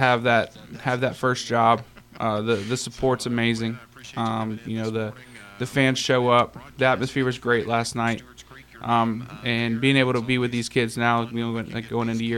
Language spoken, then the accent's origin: English; Orlando, Florida, United States; moved away as an adult; now in Tennessee, United States; I'm originally from Orlando, Florida.